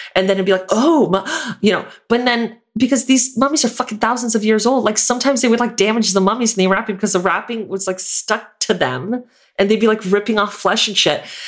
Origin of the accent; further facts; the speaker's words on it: Florida, United States; I'm from Florida